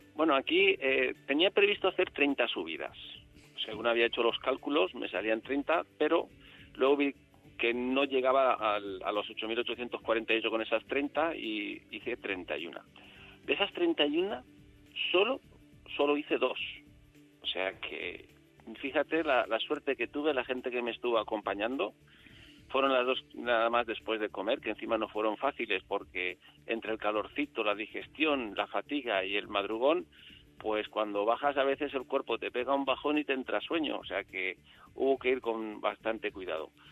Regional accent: Enguera, Valencian Community, Spain; mi población, yo soy de Enguera

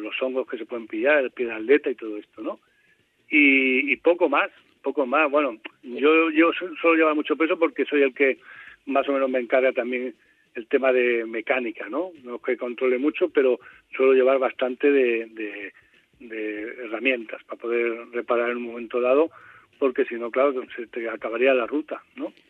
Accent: Albacete, Castilla-La Mancha, Spain; also born or lived in Cartagena; Yo nací en Cartagena, o sea, eh, me he criado aquí en Albacete, pero nací en Cartagena

